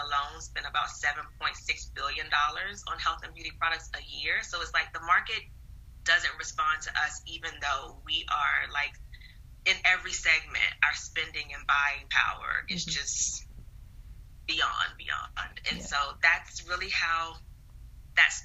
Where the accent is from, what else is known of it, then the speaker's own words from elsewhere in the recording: the South, United States; I'm a Southerner, and I grew up with my grandparents